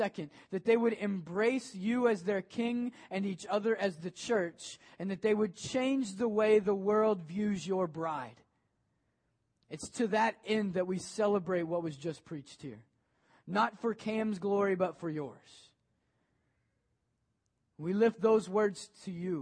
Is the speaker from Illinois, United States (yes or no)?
no; Maysville, Kentucky, United States; now in Ohio, United States; I grew up in Maysville, Kentucky